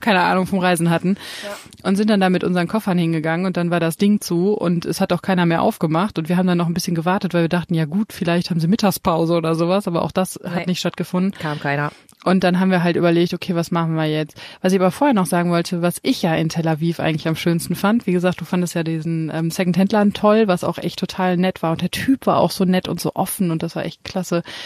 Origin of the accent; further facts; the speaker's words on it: Germany; als Deutscher